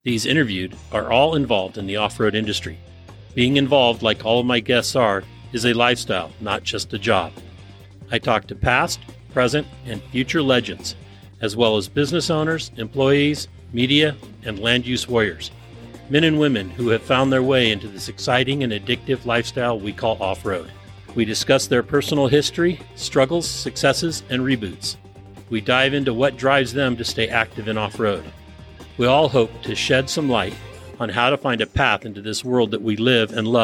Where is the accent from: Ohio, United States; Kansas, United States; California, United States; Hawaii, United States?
California, United States; San Bruno; I grew up in San Bruno, California.